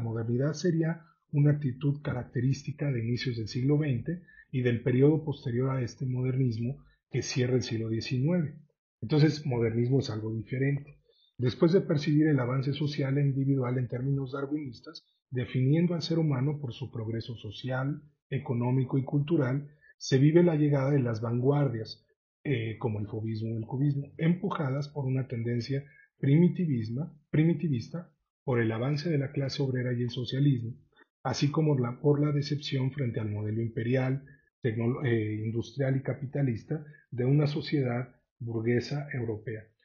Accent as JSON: {"language": "Spanish", "country": "Mexico", "said": "como mexicanos"}